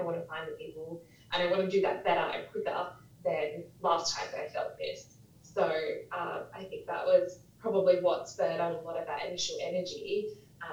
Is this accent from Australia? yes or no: yes; Bunbury, Western Australia, Australia; also born or lived in Karratha / Perth; I'm actually from the country, so I grew up down in Bunbury, born in Karratha, moved to Perth, then to Bunbury, then back to Perth